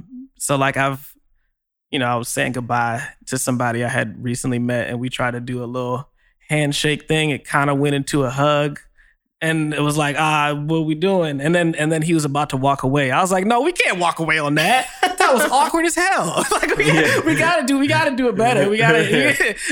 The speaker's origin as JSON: {"language": "English", "town": "Long Island", "region": "New York", "country": "United States", "said": "You know, I'm from Long Island."}